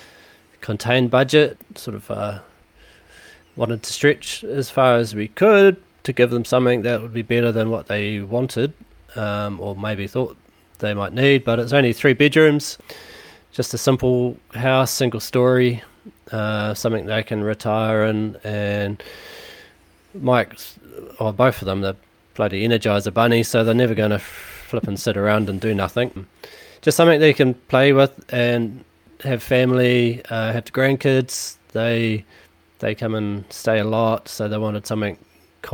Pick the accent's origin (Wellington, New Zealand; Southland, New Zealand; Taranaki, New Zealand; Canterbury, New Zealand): Taranaki, New Zealand; New Plymouth; now in Auckland, New Zealand; I'm originally from Taranaki, New Plymouth